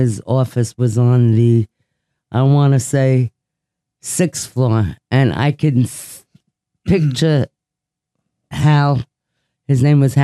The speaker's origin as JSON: {"language": "English", "town": "New York City", "region": "New York", "country": "United States", "tie": "born or raised there", "also_born_or_lived": "Manhattan", "moved": "yes", "said": "I was born at Beth Israel Hospital in Manhattan. I grew up in the Bronx"}